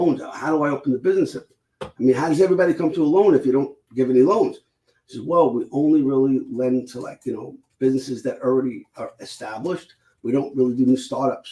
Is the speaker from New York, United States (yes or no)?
yes; New York City, New York, United States; I grew up in Brooklyn